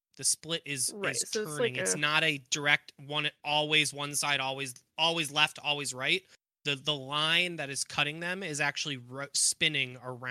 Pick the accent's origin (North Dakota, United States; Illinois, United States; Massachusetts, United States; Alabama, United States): Illinois, United States; Chicago; I'm from Chicago.